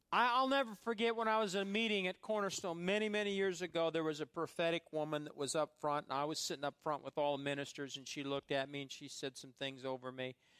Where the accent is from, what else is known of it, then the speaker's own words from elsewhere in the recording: Fairbury, Nebraska, United States; where I grew up in Fairbury, Nebraska